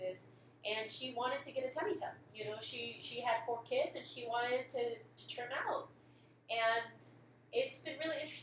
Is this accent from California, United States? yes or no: yes; Santa Rosa, California, United States; also born or lived in East Bay, California; I was born in the East Bay, grew up in Santa Rosa